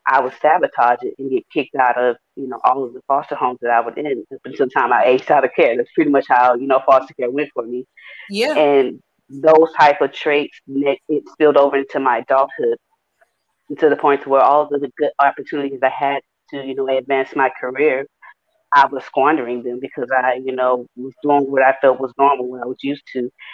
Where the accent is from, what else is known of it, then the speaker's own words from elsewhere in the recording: Houston, Texas, United States; me being from Houston, Texas, I grew up in Fifth Ward